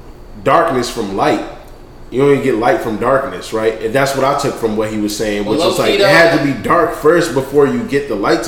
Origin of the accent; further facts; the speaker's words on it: Nigeria; I'm Nigerian. West Africa.